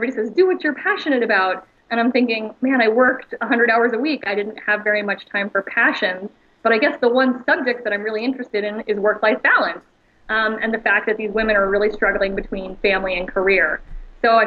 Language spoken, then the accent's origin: English; Austin, Texas, United States; I'm from Austin, Texas, and Michael Dell was always an inspiration in our community